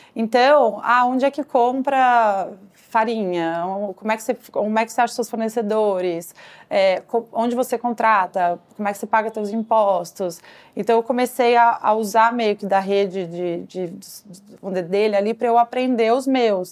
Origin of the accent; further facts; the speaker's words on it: Brazil; moved away as an adult; now in New York, United States; eu crescendo no Brasil